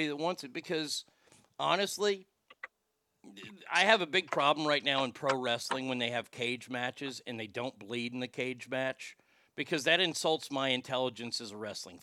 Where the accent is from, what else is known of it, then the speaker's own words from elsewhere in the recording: United States; as an American